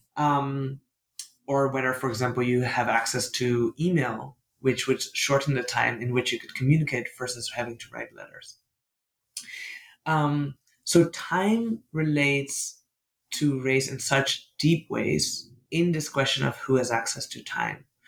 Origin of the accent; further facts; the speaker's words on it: Netherlands; English is a second language; I'm from the Netherlands. I'm, I grew up in a deeply colonial country